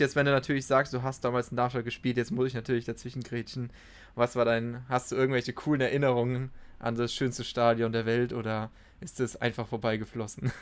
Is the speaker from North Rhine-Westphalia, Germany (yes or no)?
no; Darmstadt, Hesse, Germany; Bei uns in Darmstadt war es auch damals so